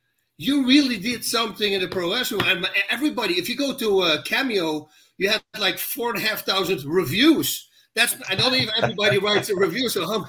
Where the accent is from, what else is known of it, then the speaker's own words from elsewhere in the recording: Netherlands; English is a second language; moved away as an adult; now in United States; I come from Holland. In Holland, there's almost no pro wrestling.